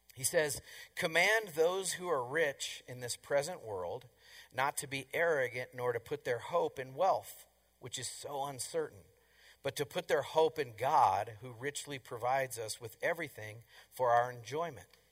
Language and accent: English; Colorado, United States; I'm from Colorado